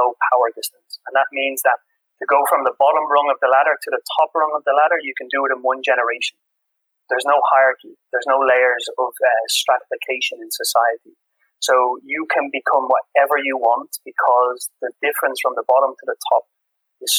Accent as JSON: {"language": "English", "town": "Dublin", "country": "Ireland", "tie": "born or raised there", "also_born_or_lived": "England", "moved": "yes", "lives_now": "Copenhagen, Denmark", "said": "I have this experience of growing up in Ireland, working in England"}